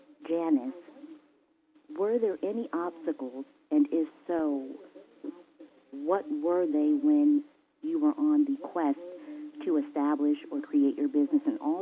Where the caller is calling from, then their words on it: Atlanta, Georgia, United States; I'm calling from Atlanta and I'm just thrilled right now.